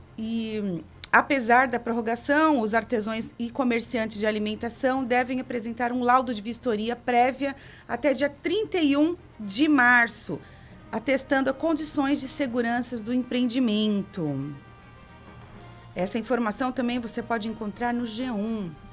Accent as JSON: {"language": "Portuguese", "country": "Brazil", "said": "Nós somos brasileiros"}